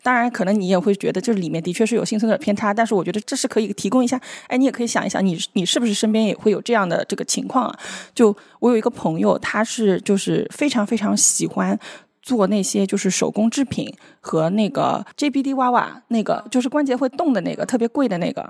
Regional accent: Shanghai, China; 用我们上海人的话来说

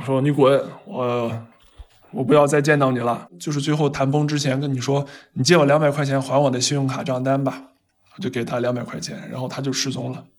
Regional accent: China; 因为在我们中国人看来，这个人其实就是一个疯子。

